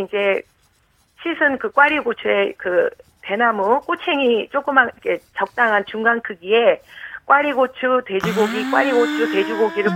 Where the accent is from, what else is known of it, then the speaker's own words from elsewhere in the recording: Jeonju, North Jeolla, South Korea; now in Yongin, South Korea; 저희 고향이 전주인데